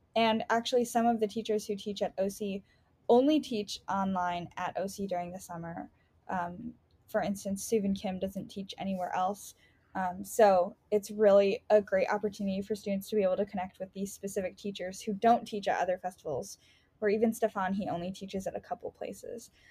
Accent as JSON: {"language": "English", "town": "Chicago", "region": "Illinois", "country": "United States", "tie": "born or raised there", "said": "I grew up in Rogers Park."}